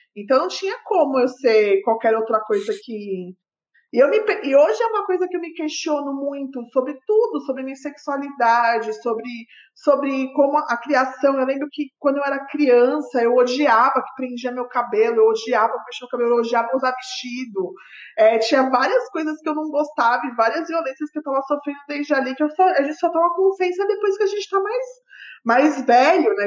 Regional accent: São Bernardo do Campo, São Paulo, Brazil; Eu morava em São Bernardo na época, eu sou lá da ABC.

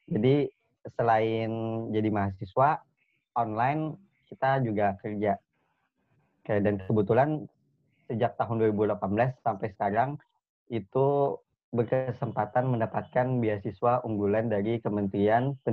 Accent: Kalimantan, Indonesia; karena gue itu dari Kalimantan dulunya.

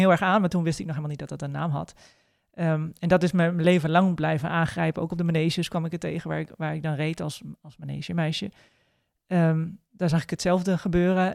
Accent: Groningen, Netherlands; ik kom uit Groningen

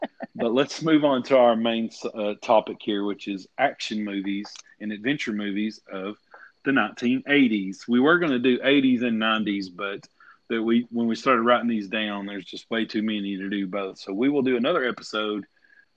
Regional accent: the South, United States; we're from the South

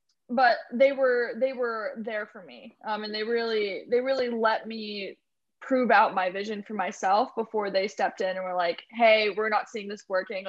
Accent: Morgantown, West Virginia, United States; Morgantown, West Virginia.

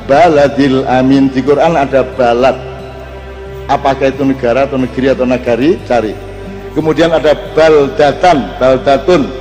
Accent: Java, Indonesia; untung kita orang Jawa ada transformasi dinamis progresif desa mawa coro negara mawa toto

